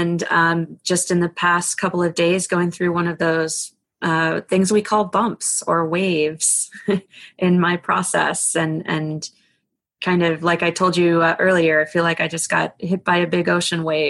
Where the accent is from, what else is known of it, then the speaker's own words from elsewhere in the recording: East Coast, United States; I grew up on the East Coast and did a lot of you know, body surfing and boogie boarding